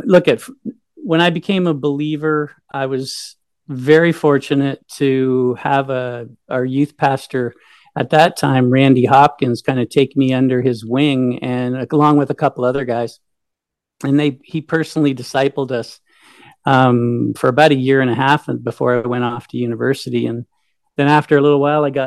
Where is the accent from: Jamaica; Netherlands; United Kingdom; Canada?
Canada; Brockville, Ontario; moved away as an adult; also born or lived in Guelph / Australia; I grew up in Brockville